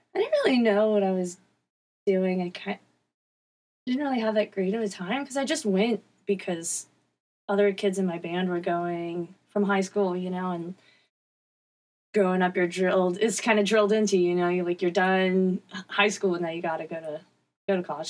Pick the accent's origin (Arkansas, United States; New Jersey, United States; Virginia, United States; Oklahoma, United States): Virginia, United States; Newport News; I'm from Newport News, Virginia.